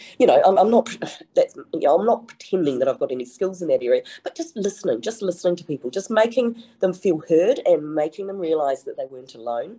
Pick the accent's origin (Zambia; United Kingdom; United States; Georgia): United Kingdom; England; now in New Zealand; I'm from England, my mother's from the West Country